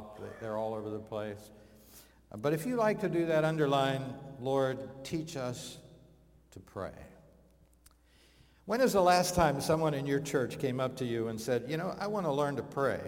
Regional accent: Pittsburgh, Pennsylvania, United States; moved away as an adult; now in Rockwall, Texas, United States; my hometown, Pittsburgh, Pennsylvania.

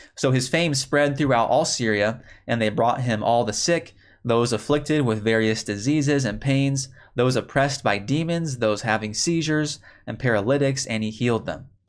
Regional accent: Chicago, Illinois, United States; now in Texas, United States; I grew up in the Chicago area.

